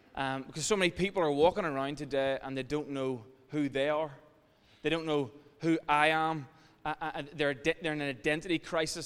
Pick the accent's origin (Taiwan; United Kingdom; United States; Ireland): Ireland; as Irish people